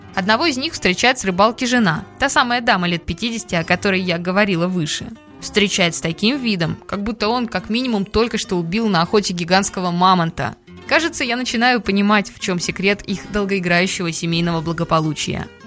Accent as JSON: {"language": "Russian", "country": "Russia", "said": "мы из России"}